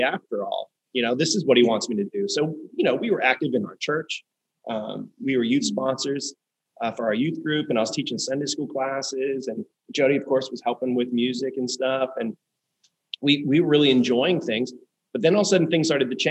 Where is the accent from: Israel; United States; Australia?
United States; Pittsburgh, Pennsylvania; moved away as an adult; also born or lived in Syracuse, New York / Prince Edward Island, Canada / Wilmington; now in Florida, United States; we both grew up in Pittsburgh